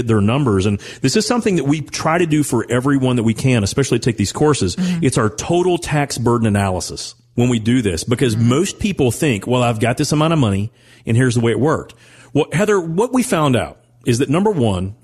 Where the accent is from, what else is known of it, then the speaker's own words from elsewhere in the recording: Owensboro, Kentucky, United States; growing up in Owensboro, Kentucky